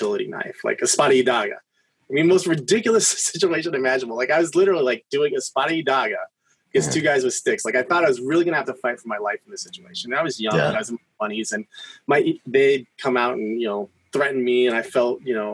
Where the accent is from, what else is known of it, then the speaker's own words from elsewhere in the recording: San Diego, California, United States; I grew up in San Diego